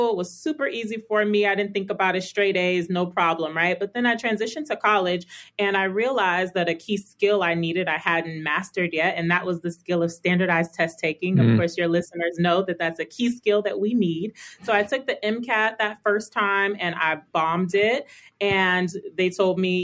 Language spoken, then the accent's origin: English; Las Vegas, Nevada, United States; also born or lived in Chicago, Illinois / Illinois / California; I say I'm from Vegas, but I was actually born in Chicago. We moved to Las Vegas when I was 8